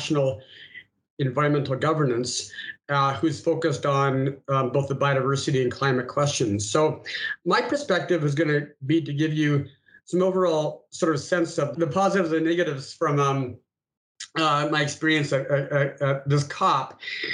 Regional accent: Canada; moved away as an adult; also born or lived in United States; now in Singapore; I'm a Canadian who spent many years in the United States, and now I'm 3 years in Singapore.

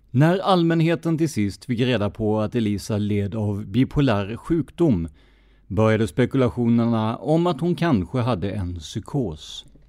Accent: Karlskrona, Blekinge, Sweden; min hemstad Karlskrona

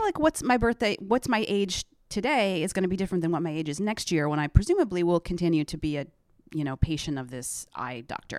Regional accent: close to Syracuse, upstate New York, United States; moved away; upstate New York

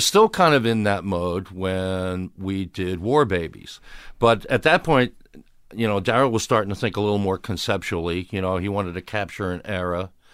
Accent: Upper Darby, Pennsylvania, United States; I grew up in Westbrook Park, which was in Upper Darby, the westerly suburb of Philadelphia

